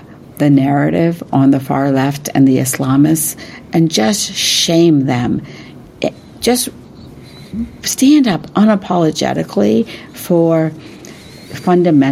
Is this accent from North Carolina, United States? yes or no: no; West Virginia, United States; I grew up in West Virginia